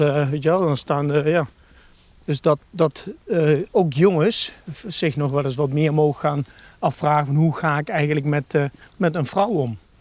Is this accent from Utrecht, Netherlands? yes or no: no; Nijmegen, Gelderland, Netherlands; ik ben 51 jaar geboren en getogen Nijmegenaar.